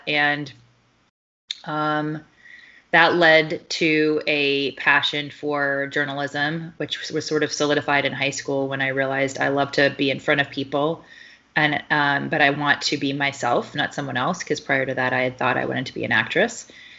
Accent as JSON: {"language": "English", "region": "Deep South", "country": "United States", "tie": "born or raised there", "said": "And then I was raised in the Deep South by two Yankees."}